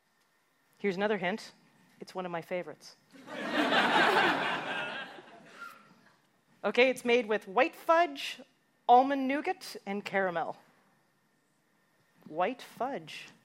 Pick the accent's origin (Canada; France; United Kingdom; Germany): Canada; as a Canadian